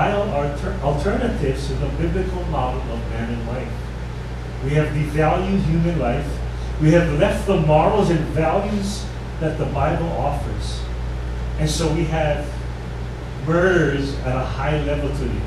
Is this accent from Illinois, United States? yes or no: no; Hawaii, United States; being one Hawaiian